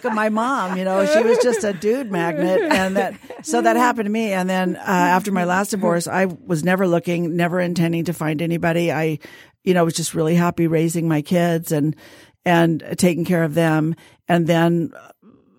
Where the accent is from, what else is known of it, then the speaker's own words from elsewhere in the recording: Fresno, California, United States; also born or lived in Van Nuys, California; when I was small, we moved up to Fresno, which is right in the middle of the state.